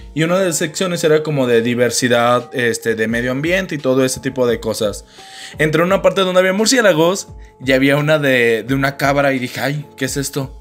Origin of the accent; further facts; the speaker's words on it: Mexico; Uno como mexicano